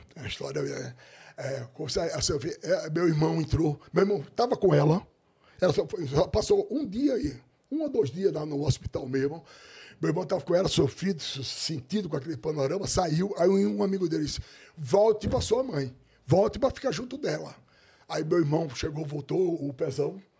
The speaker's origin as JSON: {"language": "Portuguese", "town": "Maceió", "region": "Alagoas", "country": "Brazil", "tie": "born or raised there", "said": "Eu nasci em Maceió"}